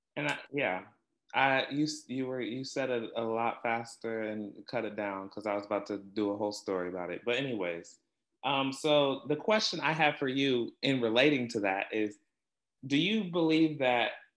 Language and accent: English; Topeka, Kansas, United States; I'm from Topeka